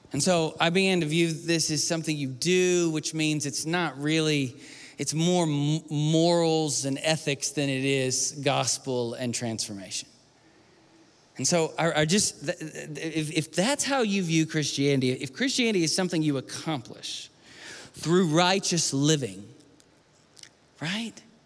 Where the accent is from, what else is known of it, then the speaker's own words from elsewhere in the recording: the South, United States; I grew up in the South